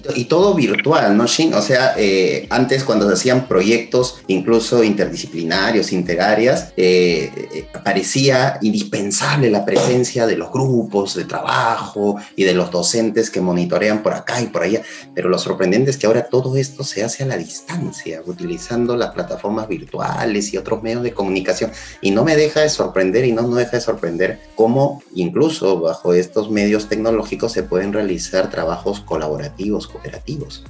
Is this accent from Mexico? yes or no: no; Peru; como buenos peruanos y buenos educadores